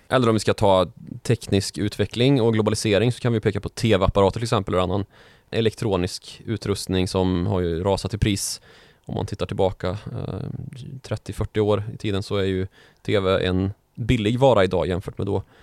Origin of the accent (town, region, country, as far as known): Karlstad, Värmland, Sweden; born or raised there